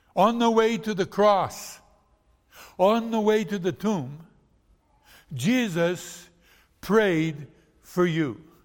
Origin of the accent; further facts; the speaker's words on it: Brazil; moved away; I was born in Brazil.